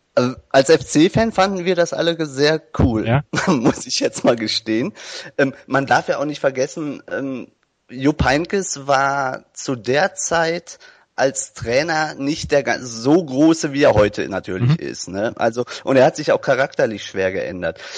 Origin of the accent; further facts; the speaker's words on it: Germany; ich bin ja Deutscher